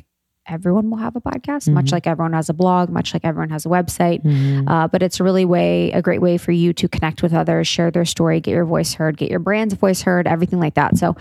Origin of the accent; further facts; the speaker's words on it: Ohio, United States; I'm from Ohio